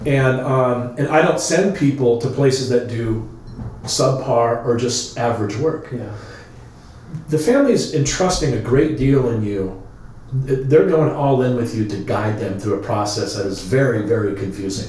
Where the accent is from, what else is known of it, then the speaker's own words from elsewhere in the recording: Long Beach, California, United States; my growing up in Long Beach